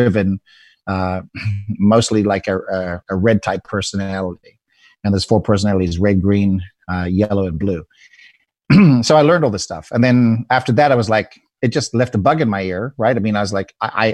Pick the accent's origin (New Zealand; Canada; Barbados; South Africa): South Africa; now in United States; I'm an immigrant from South Africa.